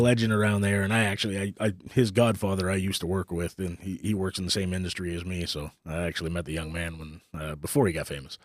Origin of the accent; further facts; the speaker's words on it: Northern Ontario, Canada; now in Texas, United States; I grew up up in Canada, in Northern Ontario, so it's a little small town of eight hundred people in the middle of nowhere.